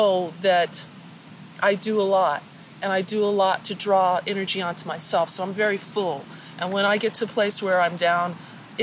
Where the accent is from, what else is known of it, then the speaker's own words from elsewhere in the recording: Denver, Colorado, United States; moved away as an adult; also born or lived in California; I grew up in Denver, Colorado.